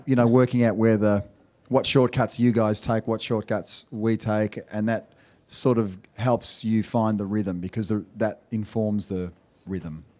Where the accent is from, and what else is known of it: Australia; accent: Australian